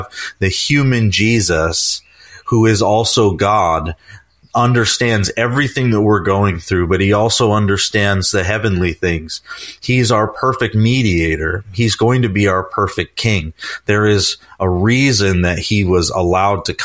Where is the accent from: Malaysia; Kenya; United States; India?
United States; as an American